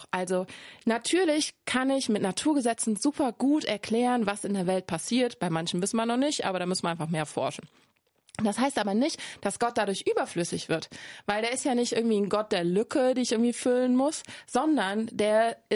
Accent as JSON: {"language": "German", "town": "Cologne", "region": "North Rhine-Westphalia", "country": "Germany", "said": "Ich komme aus Köln, da sagt man von nix kütt nix."}